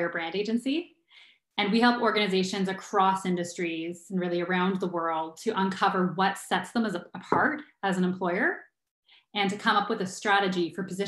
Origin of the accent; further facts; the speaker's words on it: Ottawa, Ontario, Canada; moved away as an adult; now in Kitchener-Waterloo, Canada; I also was born and raised in Ottawa, and I grew up in Ottawa until I was early 20s